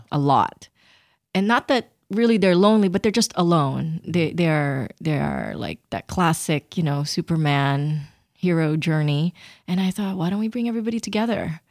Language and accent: English; Philippines; And I grew up in the Philippines